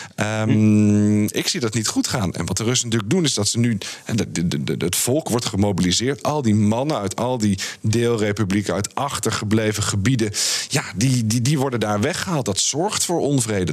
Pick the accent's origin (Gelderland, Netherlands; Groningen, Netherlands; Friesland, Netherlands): Friesland, Netherlands; moved away; also born or lived in France; ik ben als niet-Fries, en mijn ouders zijn niet-Fries, eh, ben ik opgegroeid in Friesland